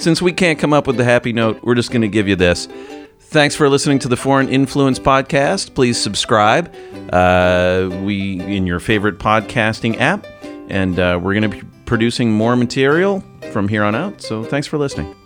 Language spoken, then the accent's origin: English; United States; as an American